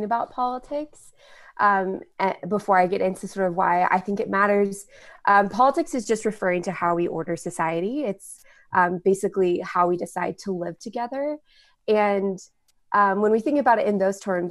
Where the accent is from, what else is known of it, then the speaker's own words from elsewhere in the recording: Dallas, Texas, United States; I am a Democrat. I grew up in Dallas, Texas, in a really conservative community, conservative church.